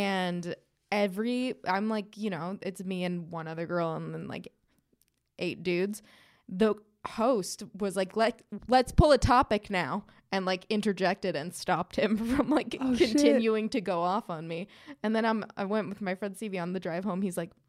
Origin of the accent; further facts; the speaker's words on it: Perth, Western Australia, Australia; accent: Australian; From Perth. I'm a cabbage farmer from Perth. It's my Australian accent.